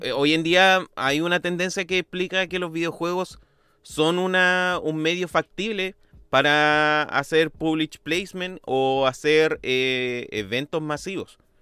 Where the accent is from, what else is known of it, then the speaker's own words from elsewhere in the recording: Chile; como uno chileno sabe cuánto vale una luca